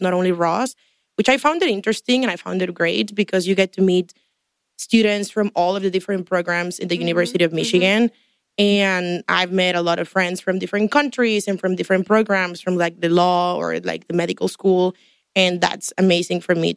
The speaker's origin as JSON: {"language": "English", "town": "Tampico", "region": "Tamaulipas", "country": "Mexico", "also_born_or_lived": "Houston, United States", "moved": "as an adult", "lives_now": "Ann Arbor, United States", "said": "I'm also from Mexico, but I'm more from the north, from Tampico."}